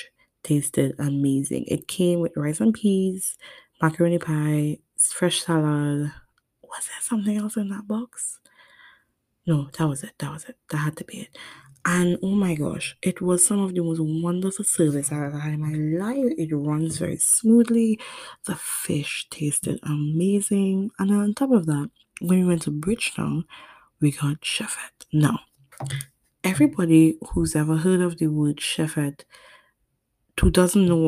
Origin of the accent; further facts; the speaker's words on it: Trinidad & Tobago; I'm from Trinidad and Tobago